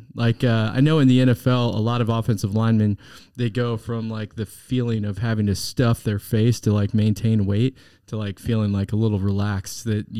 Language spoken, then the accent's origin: English; Wichita, Kansas, United States; Of course. I'm from Wichita